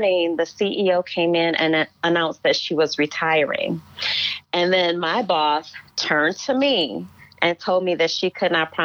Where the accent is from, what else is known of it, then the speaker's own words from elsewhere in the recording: Cleveland, Ohio, United States; moved away as an adult; also born or lived in Hudson Valley, New York / Muskogee, Oklahoma / Shreveport, Louisiana; I grew up in Cleveland, Ohio, Midwestern girl like yourself